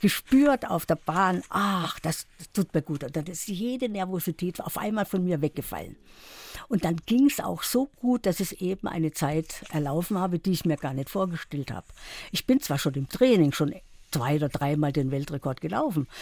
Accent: Sudetenland, Czechia; moved away; also born or lived in Karlsruhe; Ich stamme ja aus dem Sudetenland und da war ein langer Winter

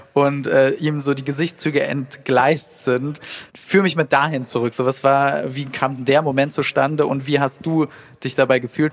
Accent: Saarland, Germany; Ich bin aus dem Saarland

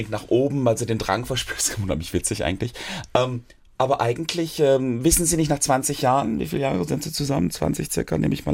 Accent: Hamm, North Rhine-Westphalia, Germany; Ich komme ja aus Hamm in Westfalen.

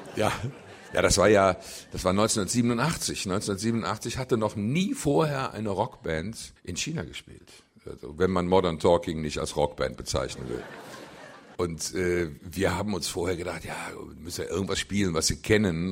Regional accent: Cologne, North Rhine-Westphalia, Germany; wo ich geboren bin, in der Südstadt, in Köln, rund um den Klobigplatz

